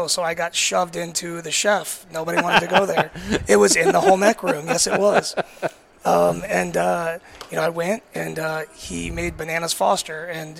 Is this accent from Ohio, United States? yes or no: yes; Westerville, Ohio, United States; moved away as an adult; also born or lived in New York; now in St. Michael, United States; I grew up in a small town, a suburb of Columbus called Westerville.